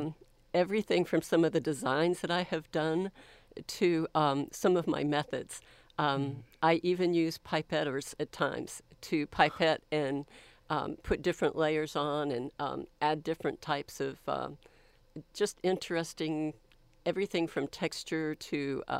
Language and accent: English; Florida, United States; also born or lived in Columbus, Ohio / Texas; Well, I was born in Columbus, Ohio, but I have lived most of my life in the state of Florida on either the East Coast or the Panhandle of Florida.